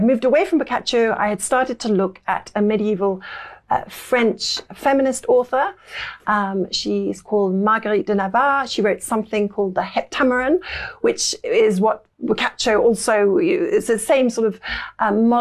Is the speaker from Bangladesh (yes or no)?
no; Lincolnshire, East Midlands, United Kingdom; moved away as an adult; also born or lived in Derby / Cambridge / Paris; I spent a lot of my childhood in Lincolnshire.